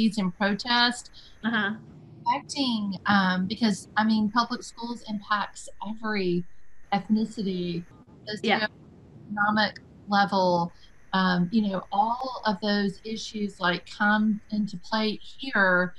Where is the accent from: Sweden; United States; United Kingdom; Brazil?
United States; West Tennessee; now in Nashville, United States; a fellow West Tennessean